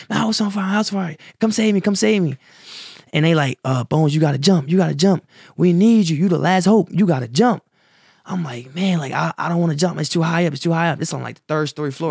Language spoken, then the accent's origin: English; Wilmington, Delaware, United States; born or raised there; also born or lived in Salisbury, North Carolina